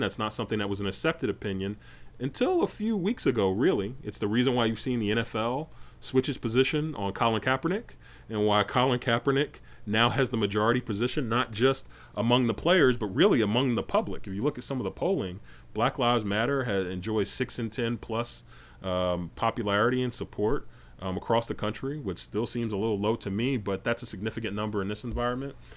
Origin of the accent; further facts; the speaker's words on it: North Carolina, United States; moved away; I spent about nine years growing up in North Carolina